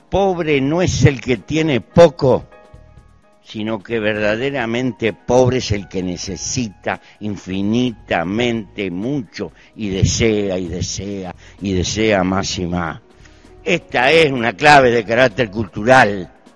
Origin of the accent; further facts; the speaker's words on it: Uruguay; Pertenezco a un pequeño país muy bien dotado de recursos naturales para vivir. En mi país hay 3 millones de habitantes